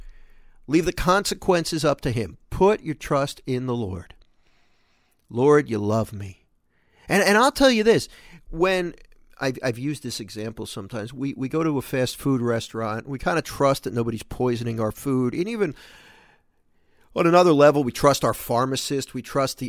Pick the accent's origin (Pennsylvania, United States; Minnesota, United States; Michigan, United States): Pennsylvania, United States; Philadelphia; I grew up in Philadelphia, and we had, you don't see them as much anymore.